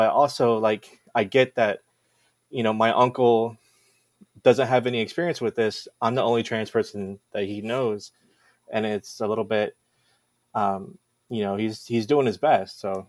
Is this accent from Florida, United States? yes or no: yes; Florida, United States; I grew up in Florida with Black people, Hispanic people, Jamaican people, Creole. Like I'm half Asian, half white.